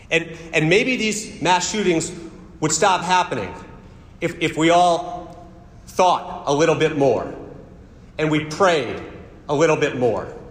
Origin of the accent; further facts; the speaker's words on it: West Palm Beach, Florida, United States; I'm from West Palm Beach, Florida.